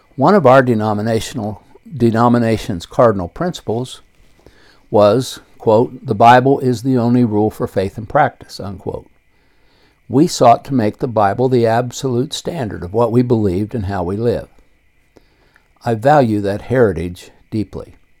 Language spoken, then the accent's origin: English; Circleville, Ohio, United States; I was born on May 19, 1949, in west central Ohio and raised in Circleville, Ohio, a small city 25 miles south of Columbus